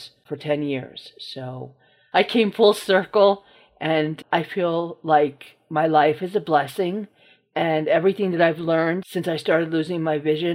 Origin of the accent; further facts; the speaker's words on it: New Rochelle, New York, United States; I'm from New Rochelle, New York